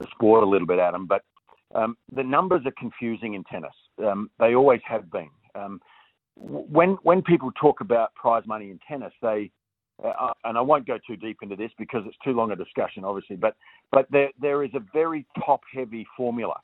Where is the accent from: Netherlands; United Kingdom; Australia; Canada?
Australia; as an Australian